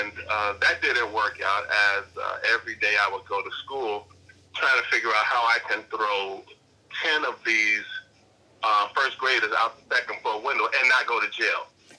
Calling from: Chicago, Illinois, United States; from Chicago, calling from Chicago.

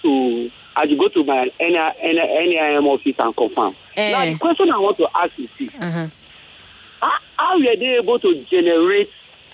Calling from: Ilasa, Nigeria; I'm calling from Ilasa.

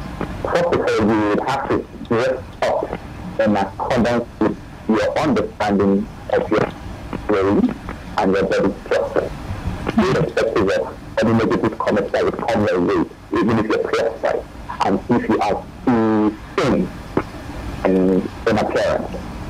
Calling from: Ikoyi, Lagos, Nigeria

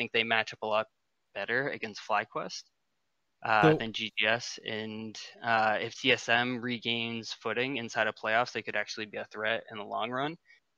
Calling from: Maine, United States

